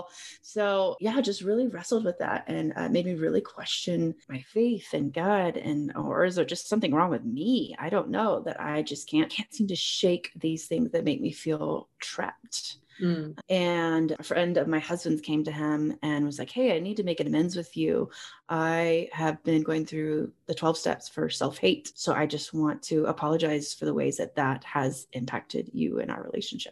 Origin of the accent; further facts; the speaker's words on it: Texas, United States; moved away as an adult; now in Colorado Springs, United States; I am a Texas girl born and raised, extremely Texan